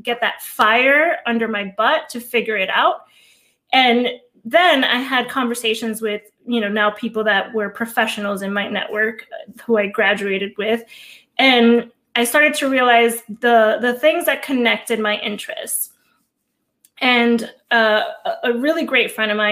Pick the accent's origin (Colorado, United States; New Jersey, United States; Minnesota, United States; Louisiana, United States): New Jersey, United States; Hudson County, Northeast; also born or lived in Cuba; So I was born in Cuba. My mom and I came to this country when I was 4 years old. I grew up in Hudson County, Northeast New Jersey.